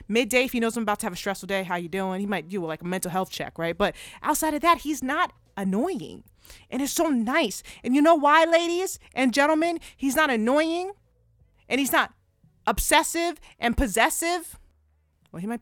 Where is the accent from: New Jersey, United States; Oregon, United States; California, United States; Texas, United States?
New Jersey, United States; Plainsboro; also born or lived in Perth Amboy, New Jersey / Philadelphia / Clifton, New Jersey / Georgia; I'm born and raised in New Jersey. I was born in Perth Amboy, raised in Plainsboro.